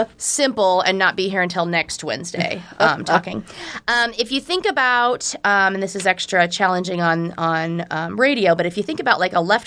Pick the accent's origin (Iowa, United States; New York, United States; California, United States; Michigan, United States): Iowa, United States; now in Omaha, United States; I have lived in the Omaha area for 20-ish, 22 years. Didn't come from a far distance. I am originally from Southwest Iowa, so I'm a small town kid.